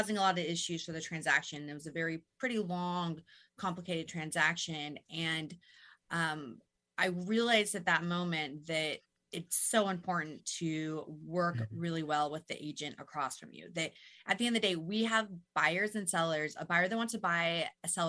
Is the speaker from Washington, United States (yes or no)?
yes; Burien, Washington, United States; I'm local, born and raised. I grew up in the Burien area. I know really this whole Puget Sound region extremely well